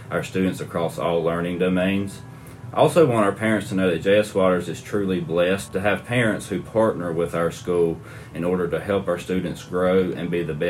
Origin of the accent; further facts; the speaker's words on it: Goldston community, North Carolina, United States; I grew up in the Gulfston community, and I actually went to Bonley as a student